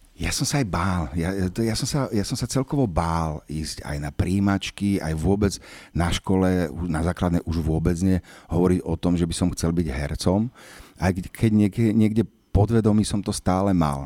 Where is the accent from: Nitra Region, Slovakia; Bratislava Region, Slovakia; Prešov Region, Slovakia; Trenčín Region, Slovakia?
Bratislava Region, Slovakia; Bratislava; Teda narodil som sa na Bezručovej ulici v Bratislave, ktorá už vlastne neexistuje